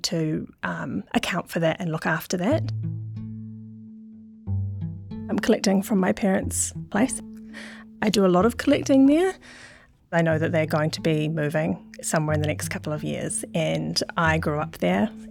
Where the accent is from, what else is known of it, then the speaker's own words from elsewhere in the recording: Auckland, New Zealand; My family are all Scottish, well, not all of them, but a lot of them, and I grew up in Auckland